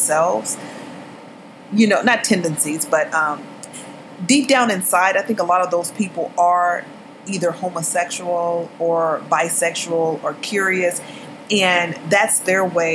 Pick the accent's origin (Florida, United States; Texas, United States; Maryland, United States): Texas, United States; moved away as an adult; now in Los Angeles, United States; I grew up in Texas